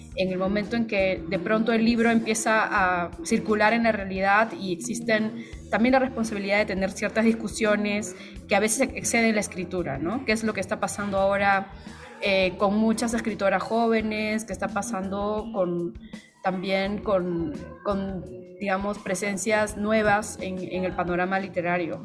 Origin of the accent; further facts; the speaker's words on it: Peru; yo soy peruana